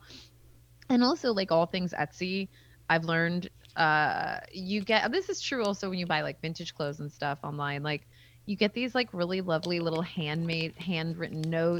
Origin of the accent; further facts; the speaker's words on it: Bay Area, base of the Santa Cruz Mountains, California, United States; I'm from like kind of the base of the Santa Cruz Mountains